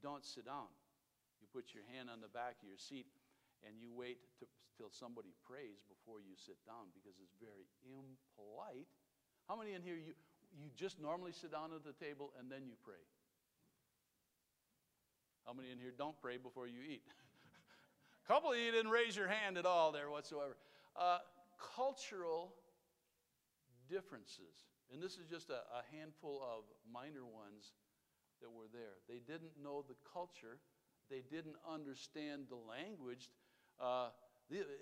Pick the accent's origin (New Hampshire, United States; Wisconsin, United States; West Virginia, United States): Wisconsin, United States; I'm from Wisconsin.